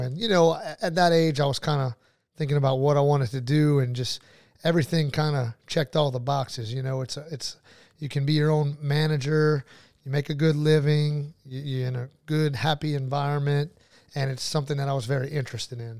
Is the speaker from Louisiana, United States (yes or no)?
yes; New Iberia, Louisiana, United States; also born or lived in Lafayette, Louisiana / Baton Rouge, Louisiana / Jacksonville, Florida; I'm from New Iberia, born and raised